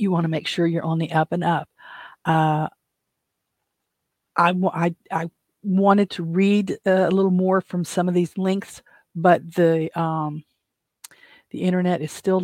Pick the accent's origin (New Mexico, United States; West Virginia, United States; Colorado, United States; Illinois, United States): West Virginia, United States; I'm from West Virginia